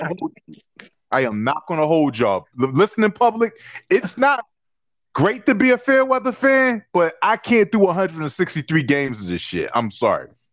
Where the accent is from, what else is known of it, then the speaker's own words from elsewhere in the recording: Philadelphia, Pennsylvania, United States; as a young kid growing up in Philadelphia playing basketball